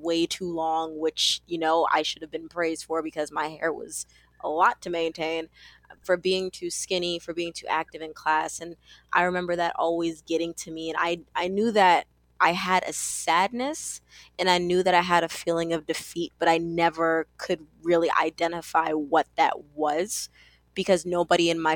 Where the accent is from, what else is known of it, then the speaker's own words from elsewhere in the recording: New York City, New York, United States; I am from Brooklyn, New York